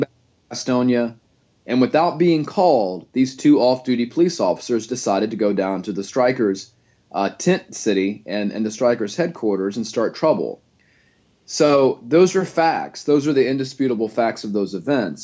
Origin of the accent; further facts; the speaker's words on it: Gastonia, North Carolina, United States; also born or lived in Louisiana; now in Wilmington, United States; I was raised in Gastonia